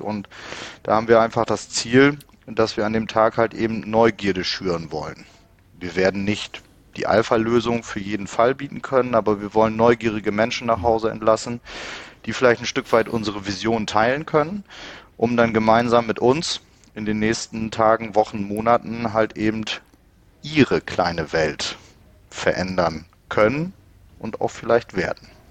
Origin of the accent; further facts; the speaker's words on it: Bremen, Germany; moved away as an adult; now in Emsland, Germany; Ich komme gebürtig aus Bremen. Der Liebe wegen im Emsland gelandet